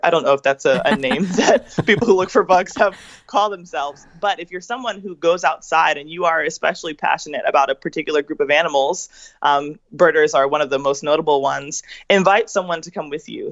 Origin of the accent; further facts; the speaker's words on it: Philadelphia, Pennsylvania, United States; moved away; also born or lived in Georgia; I am from Philadelphia in the, as you might call, inner city, in a really urban area.